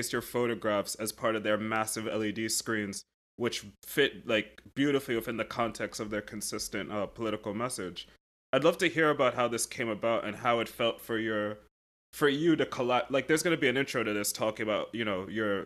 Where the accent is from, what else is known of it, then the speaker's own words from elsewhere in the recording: United States; as an American